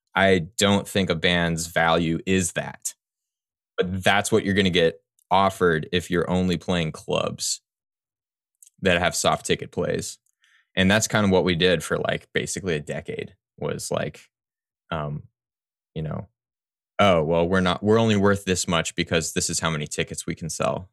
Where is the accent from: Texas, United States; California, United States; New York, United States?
Texas, United States; Houston; now in New Orleans, United States; I grew up in, uh, Texas, mostly